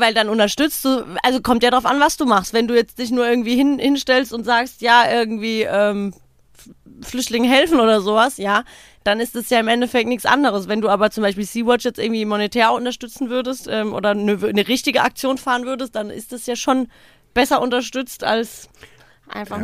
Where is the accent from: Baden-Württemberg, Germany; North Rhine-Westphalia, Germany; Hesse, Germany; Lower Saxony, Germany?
Hesse, Germany; Odenwald; wie man bei uns im Odenwald sagt